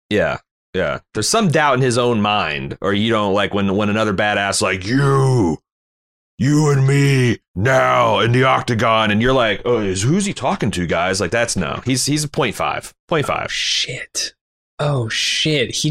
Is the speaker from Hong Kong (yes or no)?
yes; Hong Kong; born there; since I was born in Hong Kong. Yeah, yeah, nineteen seventy.